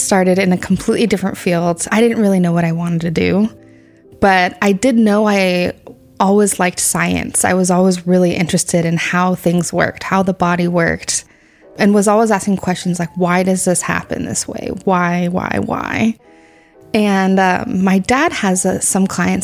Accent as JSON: {"language": "English", "town": "Santa Clara", "region": "California", "country": "United States", "tie": "born or raised there", "said": "I grew up in Santa Clara, but both of my parents grew up in Gilroy."}